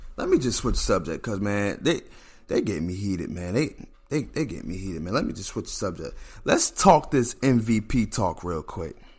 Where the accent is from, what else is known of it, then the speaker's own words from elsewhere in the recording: New Jersey, United States; I'm from New Jersey